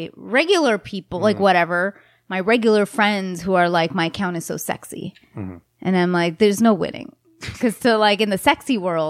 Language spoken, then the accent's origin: English; India; The ones who followed me also lectured me that I'm as an Indian girl and I took a nude.